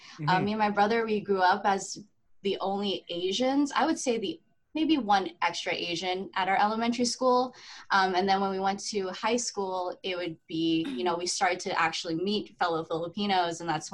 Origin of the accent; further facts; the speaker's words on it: Montreal, Quebec, Canada; also born or lived in Philippines / Australia; I come to Canada, right? I get my Canadian citizenship, and I was raised in the West Island, which is very predominantly white English Canadians.